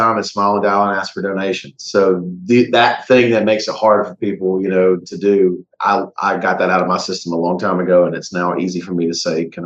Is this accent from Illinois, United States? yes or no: no; Ruston, Louisiana, United States; I grew up in Ruston.